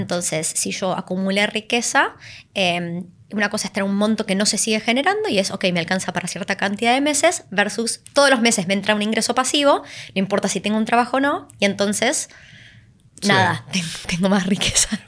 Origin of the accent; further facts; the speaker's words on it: Argentina; viniendo de un país como Argentina